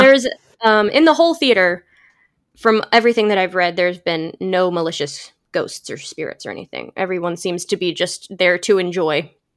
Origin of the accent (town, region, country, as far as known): St. Louis, Missouri, United States; born or raised there